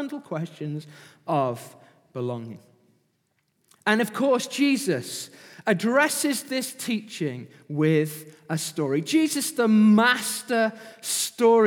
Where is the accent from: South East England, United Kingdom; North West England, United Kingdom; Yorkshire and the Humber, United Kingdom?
North West England, United Kingdom; Manchester; also born or lived in Pontefract, West Yorkshire; I was born in Yorkshire, West Yorkshire, Pontefract General Hospital, if you want to know. I moved to Manchester when I was 7